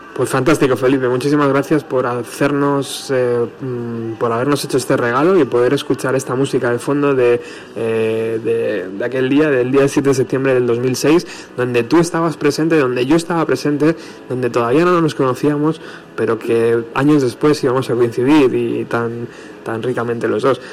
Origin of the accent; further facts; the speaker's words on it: Spain; fan español